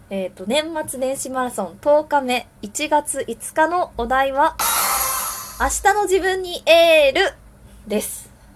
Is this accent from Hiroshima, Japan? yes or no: no; Wakayama, Japan; now in Tokyo, Japan; 和歌山出身の私なんですが